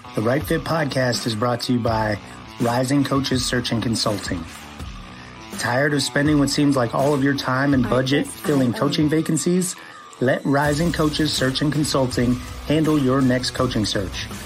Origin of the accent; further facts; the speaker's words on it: Columbia, South Carolina, United States; now in Oklahoma, United States; I'm originally from Columbia, South Carolina, um, born and raised.